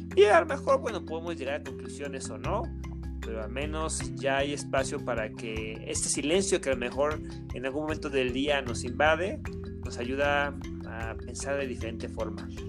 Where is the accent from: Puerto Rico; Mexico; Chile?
Mexico; como mexicanos, como población